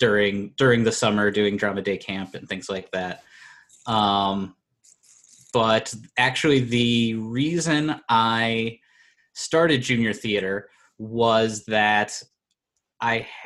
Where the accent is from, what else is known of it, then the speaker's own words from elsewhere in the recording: Moline, Illinois, United States; I'm from Moline, so I lived in Illinois